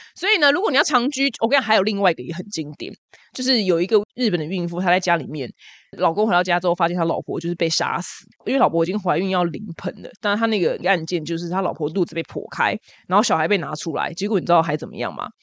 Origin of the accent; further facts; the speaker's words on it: Taiwan; 我台湾人